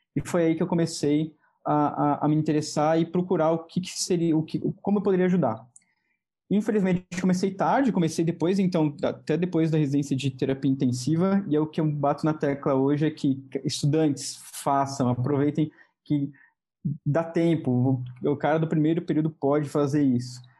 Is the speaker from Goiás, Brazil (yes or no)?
no; São Paulo, Brazil; also born or lived in Rio de Janeiro; sou de São Paulo